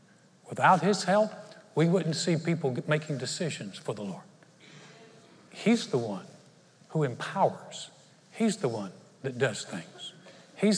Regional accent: North Carolina, United States; moved away as an adult; now in Conroe, United States; my home state, it really is beautiful. North Carolina is absolutely beautiful.

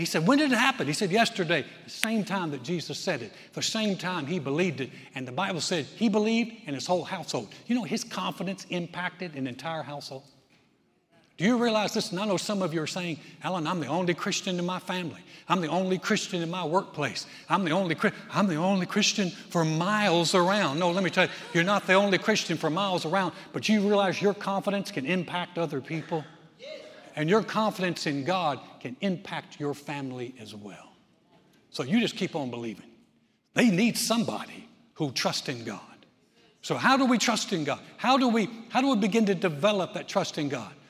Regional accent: Texas, United States; I'm from Texas

